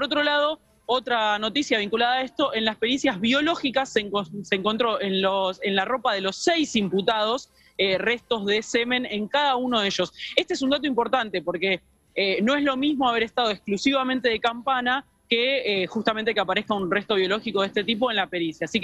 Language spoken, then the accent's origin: Spanish; Merlo, Buenos Aires Province, Argentina; Yo soy de Merlo.